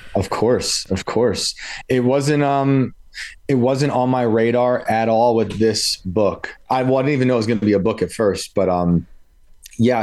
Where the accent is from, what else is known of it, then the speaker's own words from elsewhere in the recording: West Point, New York, United States; accent: Yankee; I grew up in West Point, New York